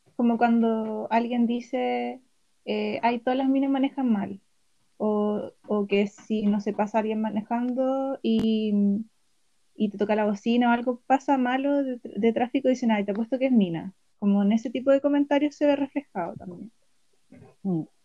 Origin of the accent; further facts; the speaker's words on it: Chillán, Ñuble, Chile; soy de Chillán